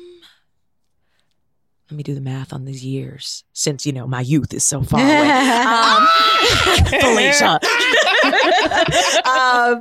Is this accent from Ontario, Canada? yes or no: yes; Toronto, Ontario, Canada; moved away; I grew up in Toronto